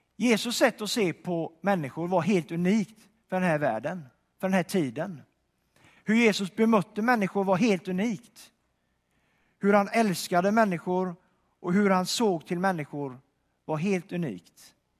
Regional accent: Donsö, Västra Götaland, Sweden; moved away; jag kommer från Donsö utanför Göteborg, en ö där

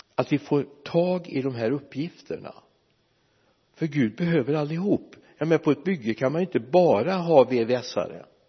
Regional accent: Mariestad, Västra Götaland, Sweden; moved away; also born or lived in Lidköping; vår hemförsamling hemma i Vänersborg eller i Mariestad

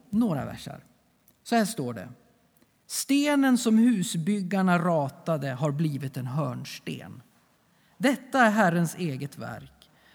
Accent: Sweden; vi svenskar

